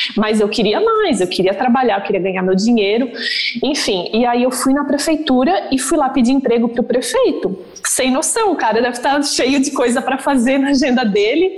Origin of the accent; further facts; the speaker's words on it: Santa Catarina, Brazil; accent: southern; moved away as an adult; also born or lived in Virginia; now in New York, United States; Eu sou de Santa Catarina, como a Vivi falou. Nasci lá no interior, meus pais são, moram num sítio